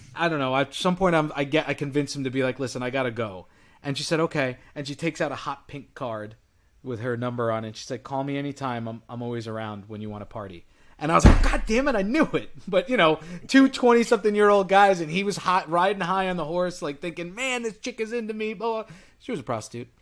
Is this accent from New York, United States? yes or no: yes; New York, United States; I'm from New York